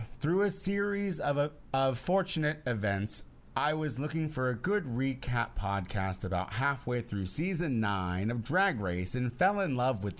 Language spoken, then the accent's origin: English; Canada; I'm from Canada, but it sounds important.